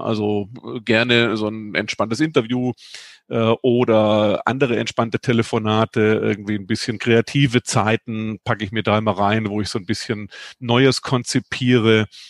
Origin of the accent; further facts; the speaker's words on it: Germany; ich bin ja ein Kind des Bodensees